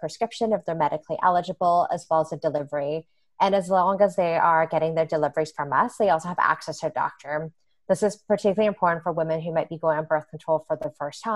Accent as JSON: {"language": "English", "country": "Canada", "tie": "born or raised there", "moved": "as an adult", "lives_now": "United States", "said": "I grew up in Canada with a very different healthcare system"}